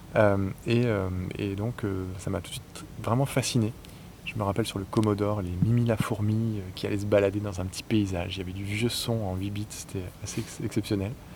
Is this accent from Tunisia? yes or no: no; northern France, France; moved away as an adult; also born or lived in Paris; je suis originaire du nord de la France, donc je suis débarqué à Paris